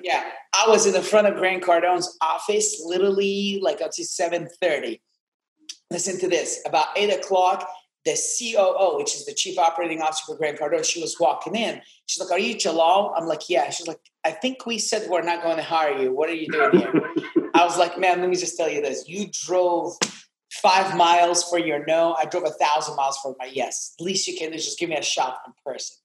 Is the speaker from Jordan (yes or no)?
yes; Amman, Amman Governorate, Jordan; English is a second language; moved away as an adult; also born or lived in Atlanta, Georgia / Ohio; now in Miami, United States; I'm from Amman, Jordan. That's where I was born.